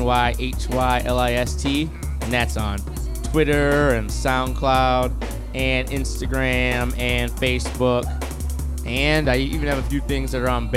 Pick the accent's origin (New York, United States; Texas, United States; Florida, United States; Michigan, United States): Michigan, United States; Mount Clemens; I grew up in Mount Clemens, Clinton Township area